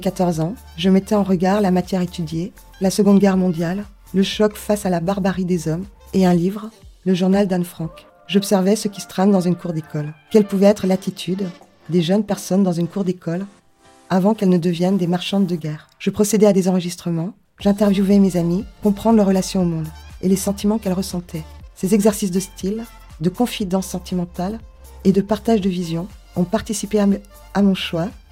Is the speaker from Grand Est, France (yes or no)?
yes; Kaysersberg, Grand Est, France; J'ai grandi à Kaisersberg, ville natale du docteur Albert Schweizer